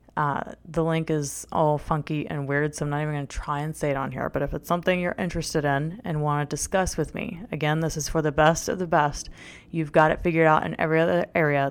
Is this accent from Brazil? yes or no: no; North Shore of New Orleans, Louisiana, United States; moved away; I was born in the New Orleans, Louisiana area